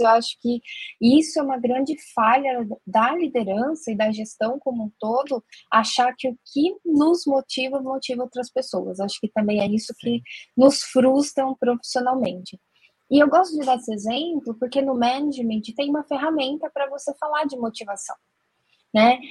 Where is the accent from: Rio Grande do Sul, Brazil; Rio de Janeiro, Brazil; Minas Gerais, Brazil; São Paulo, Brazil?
São Paulo, Brazil; Jundiaí; Eu sou de Jundiaí, interior de São Paulo